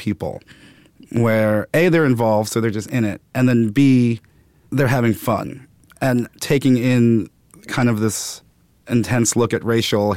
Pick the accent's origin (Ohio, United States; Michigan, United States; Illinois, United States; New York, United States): New York, United States; New York City; I grew up in Brooklyn, Bed-Stuy, then Clinton Hill.